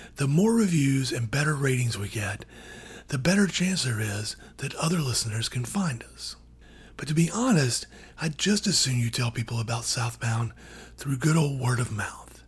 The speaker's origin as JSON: {"language": "English", "region": "Georgia", "country": "United States", "said": "I'm from Georgia"}